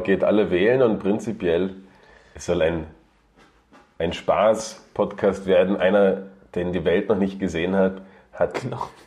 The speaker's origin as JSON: {"language": "German", "country": "Germany", "moved": "yes", "lives_now": "Austria", "said": "ich komme äh, ursprünglich aus, aus Deutschland und wohne jetzt auch schon sogar 15, nein, 16 Jahre schon in Österreich."}